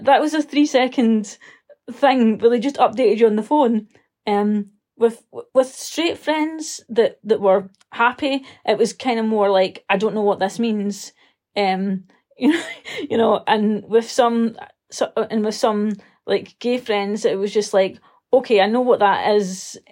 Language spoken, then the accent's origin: English; Scotland, United Kingdom; I'm a Scottish writer